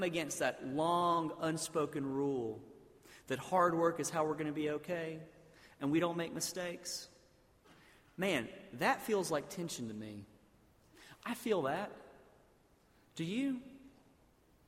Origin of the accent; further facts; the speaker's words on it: South Alabama, United States; I grew up in South Alabama, basically in a town where they had drained a swamp and put a bunch of buildings there